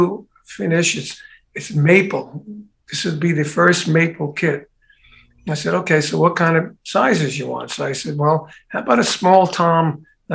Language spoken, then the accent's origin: English; New York City, New York, United States; I grew up in Brooklyn